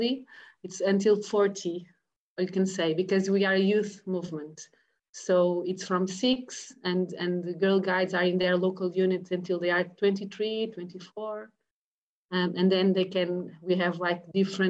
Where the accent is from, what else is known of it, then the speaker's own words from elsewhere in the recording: Paredes, Lisbon, Portugal; I'm joining from my home in Paredes, where I live since I know myself